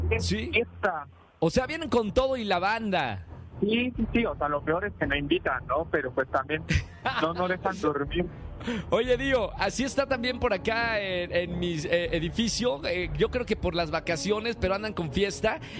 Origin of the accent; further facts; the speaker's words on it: Mexico City, Mexico; Soy de aquí, de la Ciudad de México. Tengo 22 años.